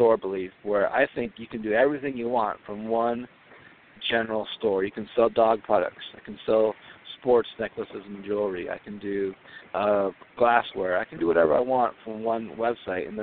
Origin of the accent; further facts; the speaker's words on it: Southern California, United States; now in Minnesota, United States; I grew up in Southern California on the beach